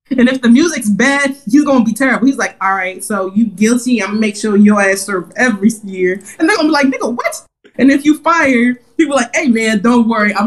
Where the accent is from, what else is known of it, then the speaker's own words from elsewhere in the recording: Maryland, United States; I'm from PG County. I'm from Moco.